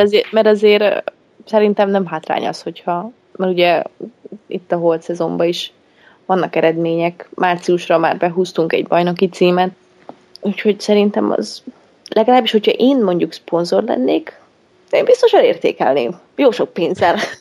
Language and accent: Hungarian; Great Hungarian Plain, Hungary; Hát alföldi lány vagyok